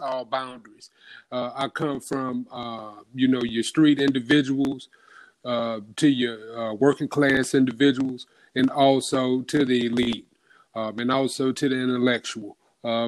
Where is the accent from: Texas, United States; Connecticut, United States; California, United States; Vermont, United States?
Texas, United States; Houston; I'm from Fifth Ward